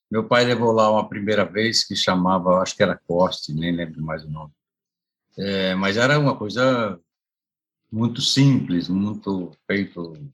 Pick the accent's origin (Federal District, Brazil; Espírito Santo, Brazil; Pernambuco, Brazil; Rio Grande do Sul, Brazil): Rio Grande do Sul, Brazil; Encantado; moved away as an adult; also born or lived in Porto Alegre / São Paulo; quando eu nasci, onde eu nasci, é, não tinha luz elétrica. Então, é, tinha, depois que chegou a luz elétrica de, de gerador. Isso eu já tinha uns oito anos por aí.